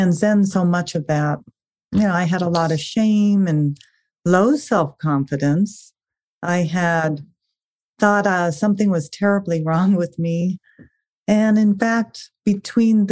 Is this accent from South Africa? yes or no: yes; South Africa; I was actually born in South Africa